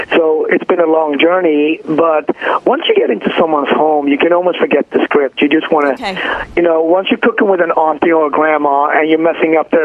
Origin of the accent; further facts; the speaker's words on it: Sweden; moved away as an adult; also born or lived in Ethiopia; now in New York, United States; I was born in Ethiopia and raised in Sweden and came to this country in my early 20s.